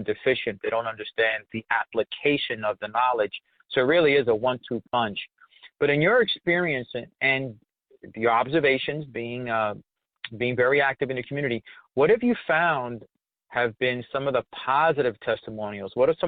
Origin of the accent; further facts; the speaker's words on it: New York, United States; I grew up in Spanish Harlem, Lisa, in New York